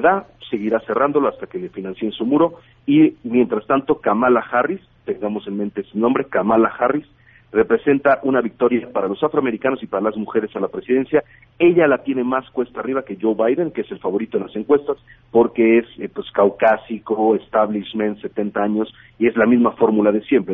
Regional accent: Mexico City, Mexico; soy de la Ciudad de México, mi departamento que yo estaba rentando después del temblor del 19 de septiembre se, se, partió a la mitad

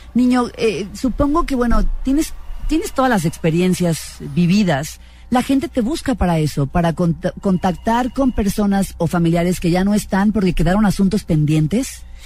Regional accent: Baja California, Mexico; yo nací en Baja California

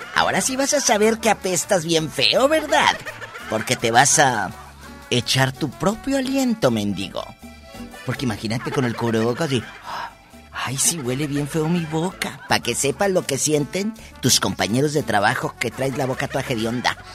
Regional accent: Matamoros, Tamaulipas, Mexico; yo pues soy de Matamoros y a mí me encanta

